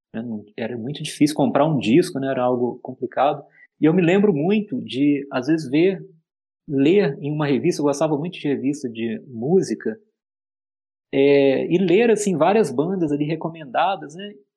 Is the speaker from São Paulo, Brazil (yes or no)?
no; Juiz de Fora, Minas Gerais, Brazil; eu também sou mineiro, né? Eu acho que isso diz bastante para mim, sabe? Eu nasci em Juiz de Fora